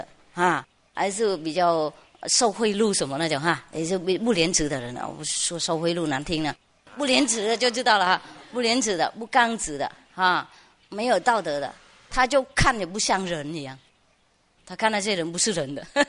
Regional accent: China; 呃，我们中国人都知道这些故事啦

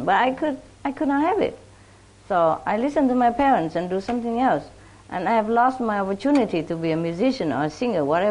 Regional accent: Vietnam; moved away; also born or lived in France; I was born in Vietnam

